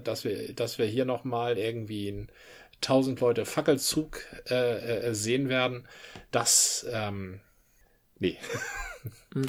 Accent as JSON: {"language": "German", "area": "Dithmarschen", "region": "Schleswig-Holstein", "country": "Germany", "said": "Dithmarschen gemacht, wo ich herkomme"}